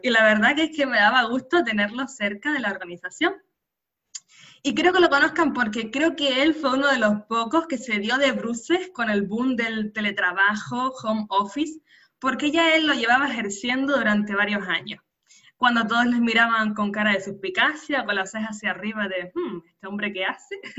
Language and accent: Spanish; San Cristóbal de La Laguna, Canary Islands, Spain; nacida en Canarias